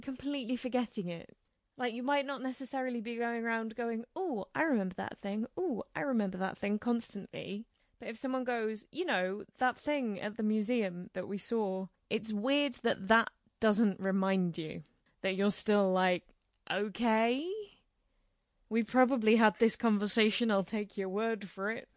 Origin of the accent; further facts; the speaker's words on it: United Kingdom; as British people